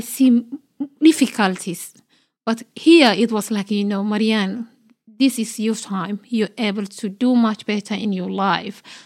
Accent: Somalia; now in Australia; I'm Australian Somali woman, and I'm proud of, like, you know, be a Somali Australian woman.

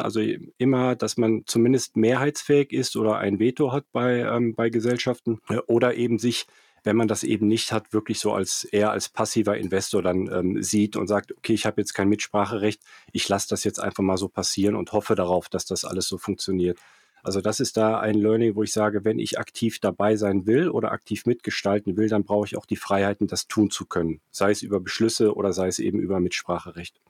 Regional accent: Cologne, North Rhine-Westphalia, Germany; moved away as an adult; also born or lived in Frankfurt / London / Zurich / Erftstadt; habe in Köln studiert, bin in Köln aufgewachsen

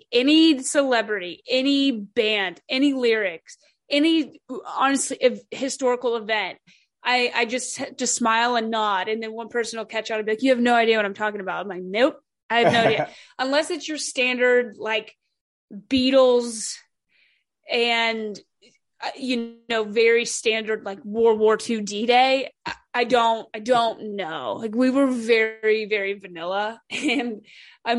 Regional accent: Louisville, Kentucky, United States; now in Atlanta, United States; I grew up in Louisville, Kentucky

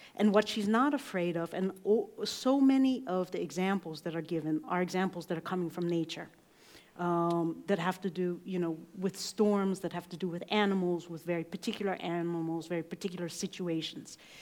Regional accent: United States; I grew up gay in America

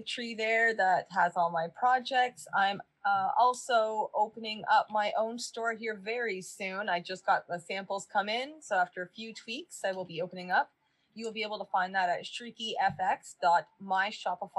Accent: Canada; my hometown never did.

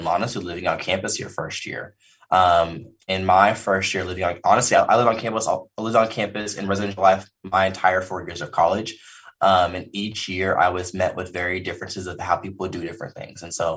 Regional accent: Owasso, Oklahoma, United States; also born or lived in Fort Worth, Texas; born and raised here in Oklahoma. I'm specifically from Owosso, which is a suburb of Tulsa

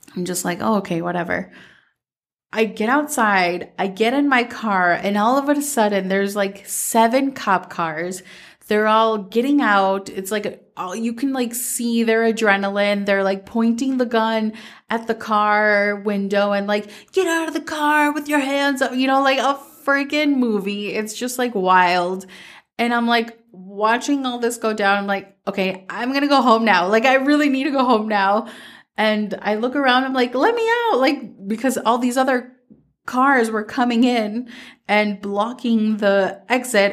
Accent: Minnesota, United States; growing up in Minnesota

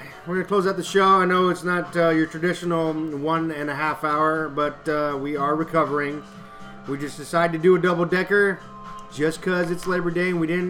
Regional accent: Houston, Texas, United States; But I grew up in Spring Branch and then moved to Carriage Lane of all places.

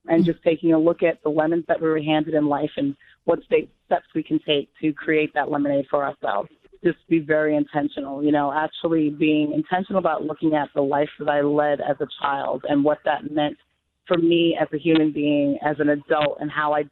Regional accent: Long Island, New York, United States; We were both born in the States. We were raised in Long Island

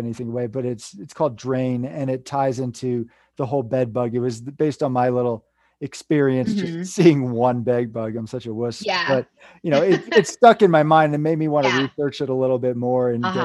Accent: Northeast, United States; moved away; I come from Lyme disease capital back in the Northeast

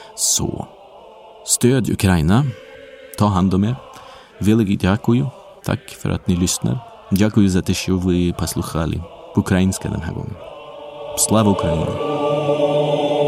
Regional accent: Sweden; moved away; för mig som glad svensk

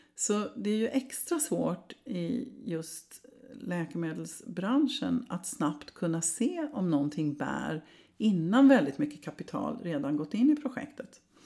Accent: Sweden

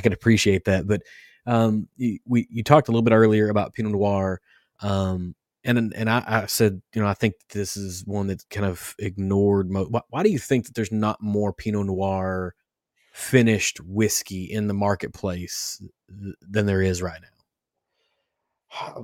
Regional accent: Kentucky, United States; growing up in Kentucky

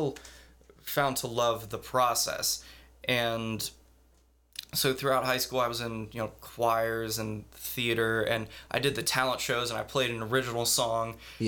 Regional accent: Madison, Ohio, United States; born or raised there

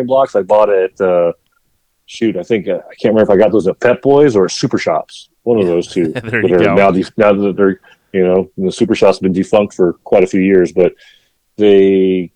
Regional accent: Santee, California, United States; I grew up out in San Diego in the East County area, a little known town called Santee, California.

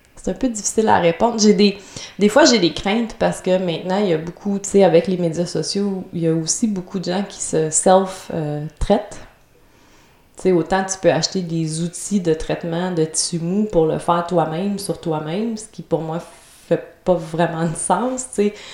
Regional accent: Trois-Rivières, Quebec, Canada; j'étais à Trois-Rivières, ma ville natale.

